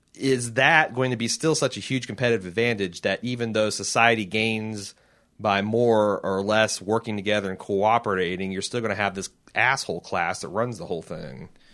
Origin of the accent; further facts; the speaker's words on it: United States; as an American citizen.